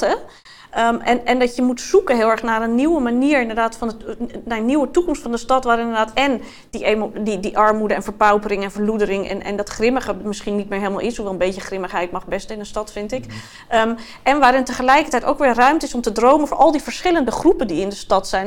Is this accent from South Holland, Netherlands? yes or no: no; Amsterdam, North Holland, Netherlands; Ik ben in 1980 geboren in de Watergasmeer